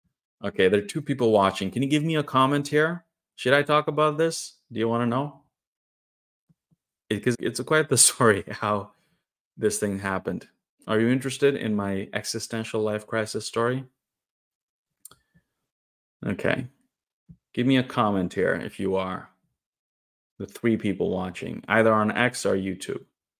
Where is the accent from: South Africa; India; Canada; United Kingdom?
India; Northeast India; I'm from India, and most people in India are Hindus, but there is a significant Islamic population, especially in the north. And I'm from the northeast part of India.